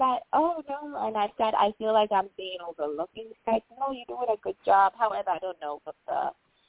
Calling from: Illinois, United States; I'm calling from Illinois

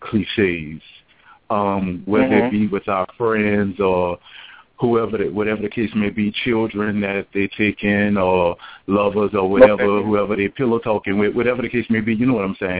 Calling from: Atlanta, Georgia, United States; I'm calling from Atlanta, Georgia

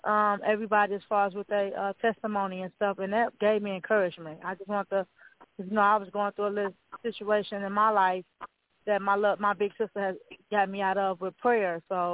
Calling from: Milwaukee, Wisconsin, United States; I'm calling from Milwaukee, Wisconsin.

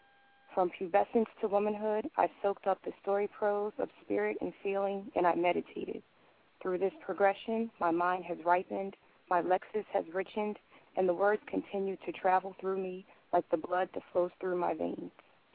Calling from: Barrington, New Jersey, United States; I'm actually calling from Barrington, New Jersey.

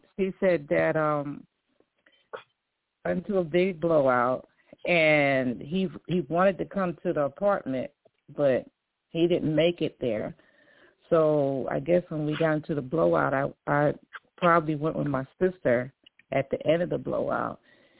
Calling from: New York, United States

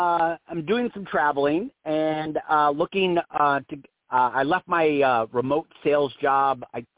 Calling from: Arizona, United States; I'm in Arizona.

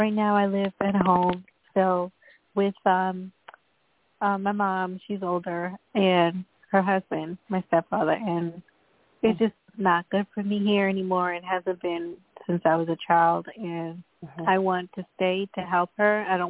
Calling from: Long Island, New York, United States; I'm calling from Long Island, New York.

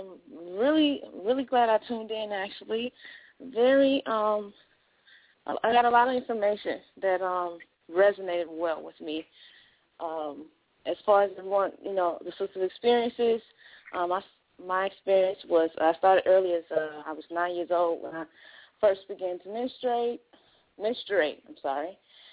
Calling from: Chicago, Illinois, United States; from Chicago.

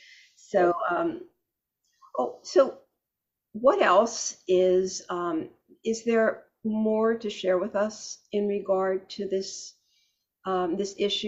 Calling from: Florida, United States; South Florida, yeah.

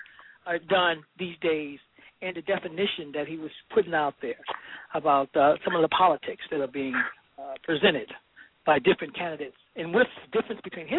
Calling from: Los Angeles, California, United States; I'm calling from Los Angeles.

